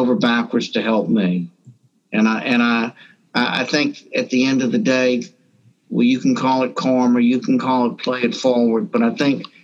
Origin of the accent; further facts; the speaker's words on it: Morgan City, Louisiana, United States; also born or lived in Deep South; I grew up in a small town south of here called Marvin City